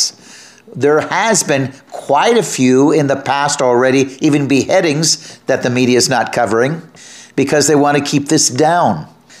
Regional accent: United States; I'm an American

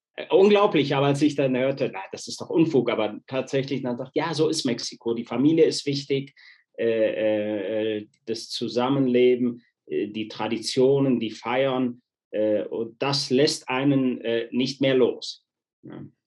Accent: Wuppertal, North Rhine-Westphalia, Germany; moved away as an adult; also born or lived in Spain / Cologne; now in Mexico; ich bin äh, in Deutschland aufgewachsen, in Spanien auf Urlaub geboren

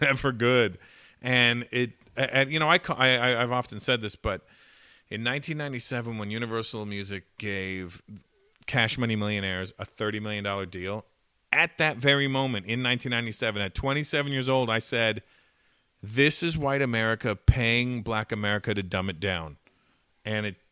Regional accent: Toronto, Ontario, Canada; growing up in Toronto, a lot of the black, most of the black community is West Indian

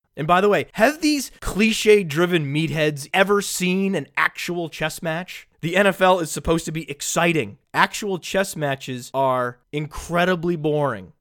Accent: New England, United States; I am from New England

